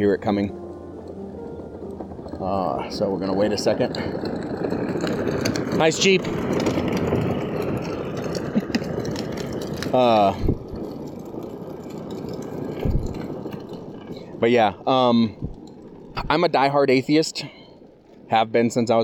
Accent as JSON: {"language": "English", "region": "Florida", "country": "United States", "tie": "born or raised there", "moved": "yes", "said": "I grew up in Florida. Year-round summer, we were never inside."}